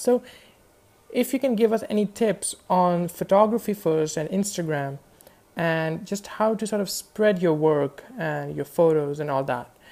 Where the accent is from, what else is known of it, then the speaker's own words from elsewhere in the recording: Pakistan; I'm from Pakistan